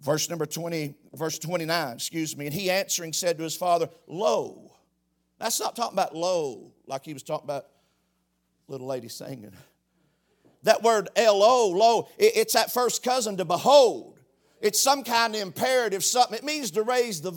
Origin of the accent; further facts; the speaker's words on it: Knox, United States; I'm from Knox